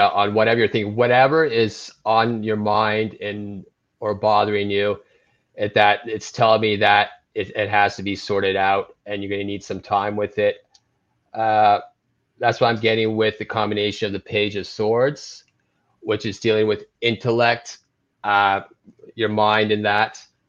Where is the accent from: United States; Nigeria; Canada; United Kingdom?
Canada; Toronto, Ontario; I'm from Toronto, Ontario.